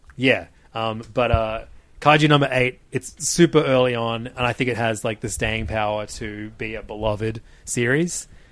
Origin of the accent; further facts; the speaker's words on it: Australia; we're Australian